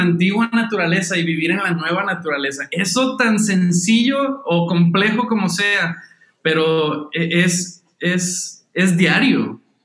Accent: Monterrey, Nuevo León, Mexico; yo soy de Monterrey, México, este, aquí nací, crecí y he vivido la mayoría de mi vida

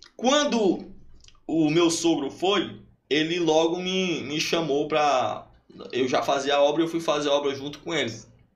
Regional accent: Luís Correia, Piauí, Brazil; lá nas Carapebas, onde eu me criei, porque eu conheço todo mundo lá

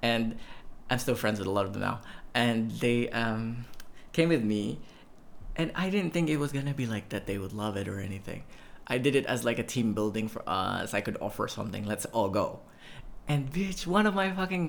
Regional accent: Puerto Princesa, Palawan, Philippines; my hometown of Puerto Princesa City

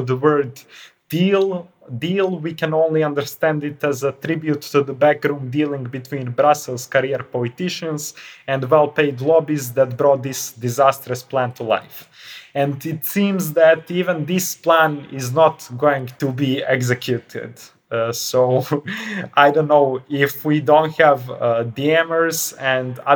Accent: Montenegro; I'm coming from Montenegro

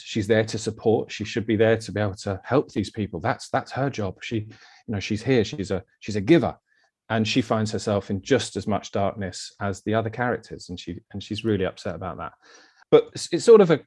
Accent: Brighton, South East England, United Kingdom; also born or lived in London; now in Eastbourne, United Kingdom; I've grew up in Brighton. So Brighton boy, born and bred

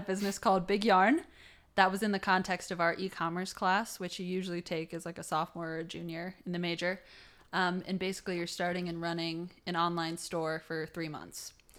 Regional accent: Toledo, Ohio, United States; I'm from Toledo, Ohio

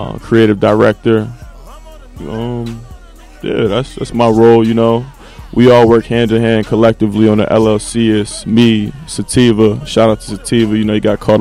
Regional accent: West Orange, New Jersey, United States; born and raised in West Orange

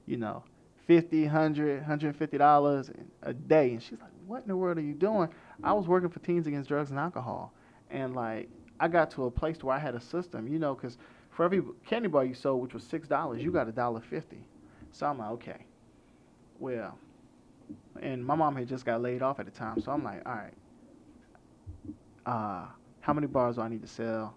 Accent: Orlando, Florida, United States; I grew up in Orlando, Florida

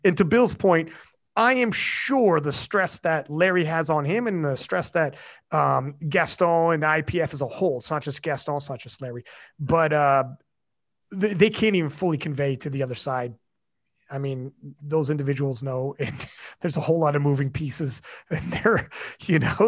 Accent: Canada; I'm Canadian

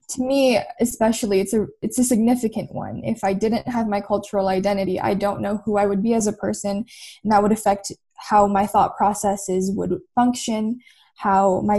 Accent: Philippines; moved away; I think that's just a really integral part of being Filipino, right? When we leave the Philippines to especially Canada or the States, anywhere, we expect success.

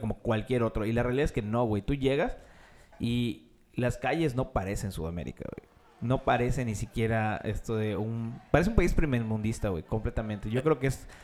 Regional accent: Mexico; soy mexicano

